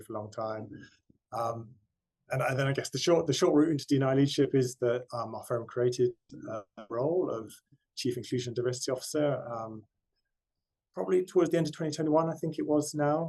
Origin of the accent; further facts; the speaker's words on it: West Cornwall, South West England, United Kingdom; I grew up in West Cornwall, quite rural background, quite poor